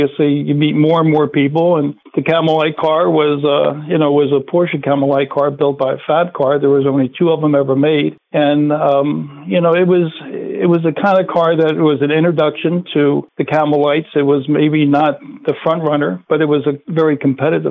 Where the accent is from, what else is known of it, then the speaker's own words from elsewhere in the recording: Maryland, United States; We grew up in Maryland